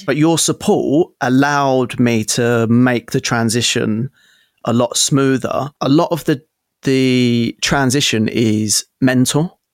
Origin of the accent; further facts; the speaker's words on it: London, United Kingdom; I moved from North London to South London when I was sixteen